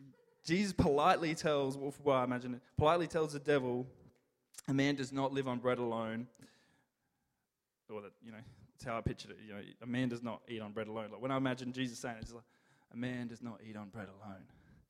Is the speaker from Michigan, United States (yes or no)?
yes; Detroit, Michigan, United States; From Detroit. I'm from Detroit.